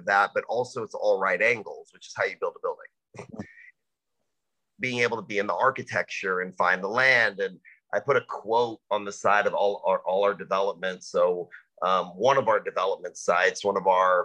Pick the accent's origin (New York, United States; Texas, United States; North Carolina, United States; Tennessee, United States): Texas, United States; Dallas; now in Austin, United States; I kind of grew up all over Dallas